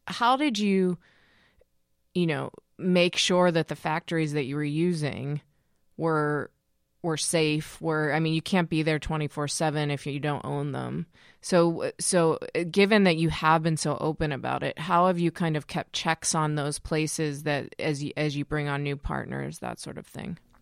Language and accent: English; Pittsburgh, Pennsylvania, United States; I'm from Pittsburgh